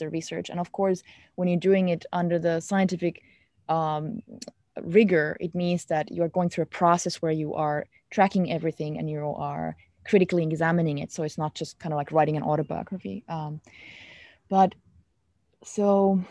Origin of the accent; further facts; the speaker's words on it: Finland; English is a second language; I am from Finland, we grew up with this concept of Sisu